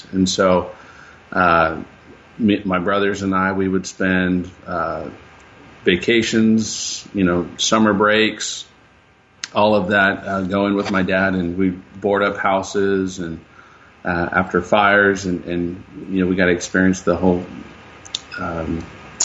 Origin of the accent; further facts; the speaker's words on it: Riverside, California, United States; also born or lived in San Bernardino, California; I was born and raised in San Bernardino, California. And when I was about 8 or 9 years old, my parents decided that we were going to move to Riverside